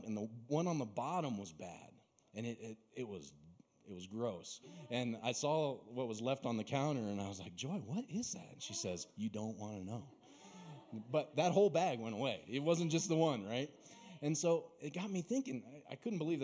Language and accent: English; Mesa, Arizona, United States; I grew up down in Mesa, surrounded by orchards